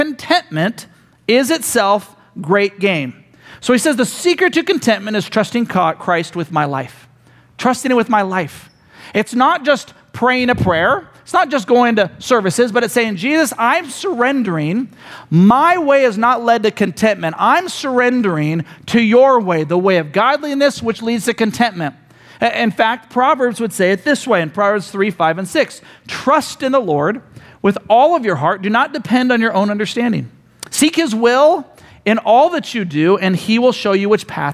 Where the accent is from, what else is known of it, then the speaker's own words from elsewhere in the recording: United States; we as Americans